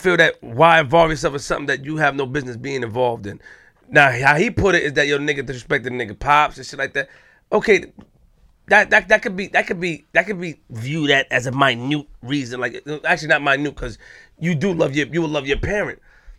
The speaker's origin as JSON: {"language": "English", "region": "New York", "country": "United States", "said": "I'm from Linden the Far. I'm from North Side. Okay. I'm from Linden the Far."}